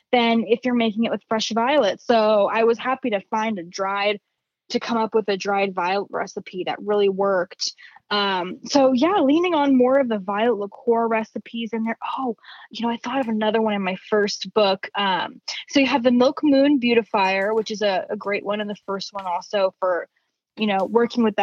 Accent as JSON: {"language": "English", "region": "California", "country": "United States", "tie": "born or raised there", "lives_now": "Arizona, United States", "said": "I grew up in the Bay Area and it is so like with the tech industry out there, it is so fast paced."}